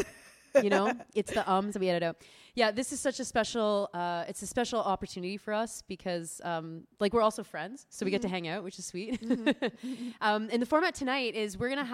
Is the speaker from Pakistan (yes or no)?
no; Georgetown, Ontario, Canada; my hometown of Georgetown, Ontario.